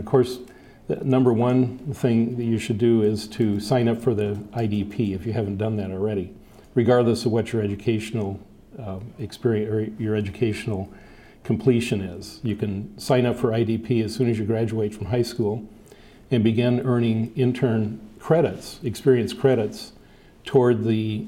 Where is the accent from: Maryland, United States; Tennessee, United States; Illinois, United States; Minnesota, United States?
Illinois, United States; southern; I was working for an architect in near my hometown down in southern Illinois